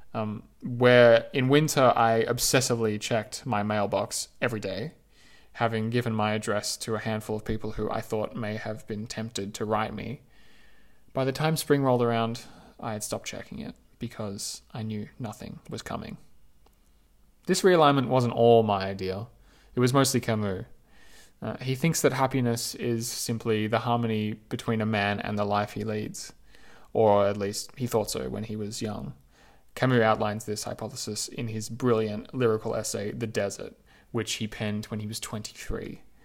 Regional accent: Australia; now in Paris, France; I'm an Australian, after all, a product of the misty Southeast

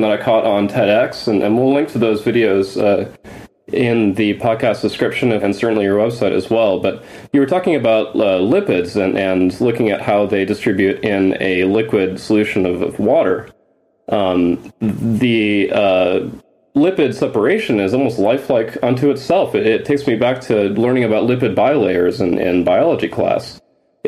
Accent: Grand Teton National Park, Wyoming, United States; I grew up in Grand Teton National Park when my dad was working

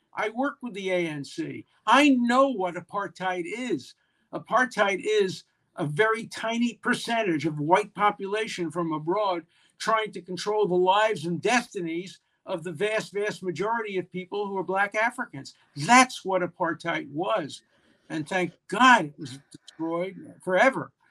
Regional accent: Brooklyn, New York, United States; I come from Brooklyn, but not in Minnesota.

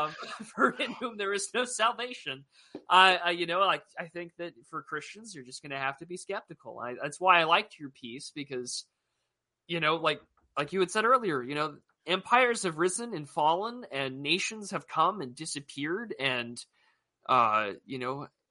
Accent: United States; as an American

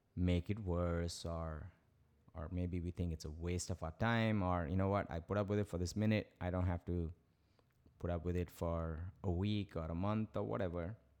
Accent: Chennai, Tamil Nadu, India; moved away as an adult; my high school in Madras

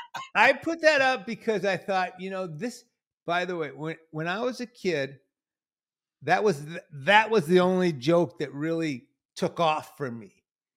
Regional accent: Detroit, Michigan, United States; born or raised there

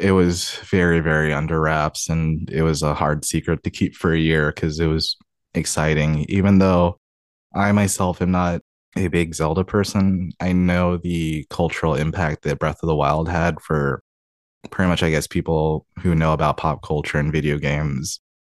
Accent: Tacoma, Washington, United States; also born or lived in Covington, Washington; I was actually born and raised here in Washington. I was born in Tacoma, and then I lived there for twenty-one years of my life.

